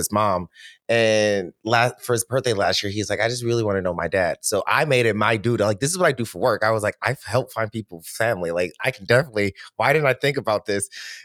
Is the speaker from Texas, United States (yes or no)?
no; Detroit, Michigan, United States; I'm from Detroit. So we shop at Stacey Adams.